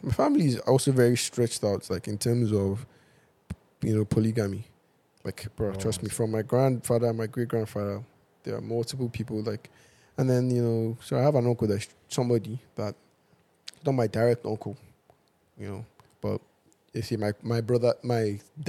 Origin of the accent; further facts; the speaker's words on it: Ile Oluji, Ondo, Nigeria; No, I'm not from Benin. I am Yoruba. I'm from Ondo State. I'm from a place called Ile Oluji Okeibo, which is very close.